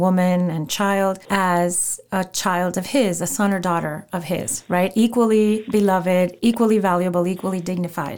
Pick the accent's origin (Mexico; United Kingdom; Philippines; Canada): Mexico; English is a second language; also born or lived in Cuba; now in United States; I'm Hispanic, and I learned English late at 11 or 12 years old. I grew up in Mexico of Cuban parents, but I grew up in Mexico.